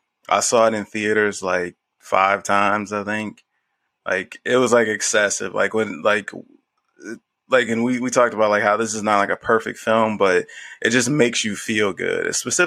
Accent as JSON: {"language": "English", "country": "United States", "said": "us in America, Black people in America, we don't all have that."}